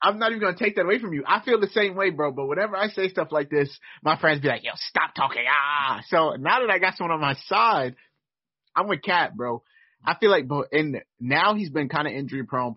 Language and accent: English; New York City, New York, United States; I've I've lived in New York basically my my entire life